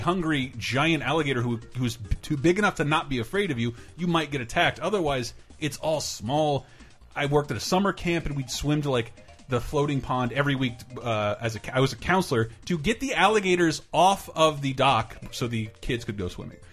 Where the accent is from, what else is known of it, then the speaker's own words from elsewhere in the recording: Tallahassee, Florida, United States; moved away as an adult; Tallahassee, born and raised. First quarter of a century of my life spent in Tallahassee, Florida